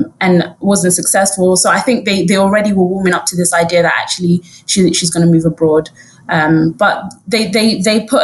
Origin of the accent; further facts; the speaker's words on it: London, United Kingdom; also born or lived in Harrow; I went to school in Harrow, but I grew up in Brent. That was where our family home was.